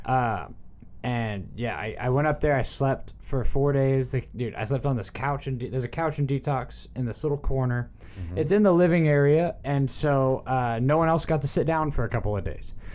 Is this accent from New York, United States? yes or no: no; Dallas, Texas, United States; my hometown Dallas